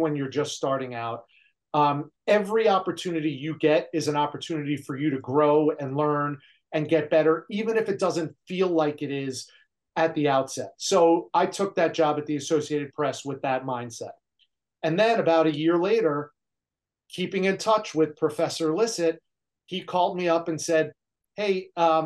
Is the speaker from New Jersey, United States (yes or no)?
yes; New Jersey, United States; moved away as an adult; also born or lived in Great Falls, Montana; I'm from New Jersey. I'm a Northeasterner. I never left that area.